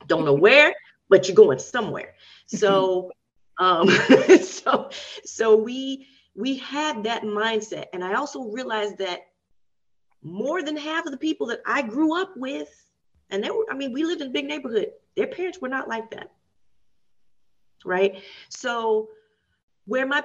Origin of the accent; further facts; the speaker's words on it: Nashville, Tennessee, United States; I grew up in Nashville, and there's a lot of history of segregation.